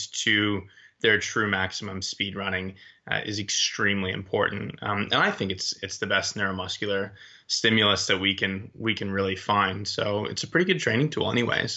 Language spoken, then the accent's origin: English; Boston, Massachusetts, United States; moved away as an adult; also born or lived in Maryland / Amsterdam / Loughborough, United Kingdom; I was born in this area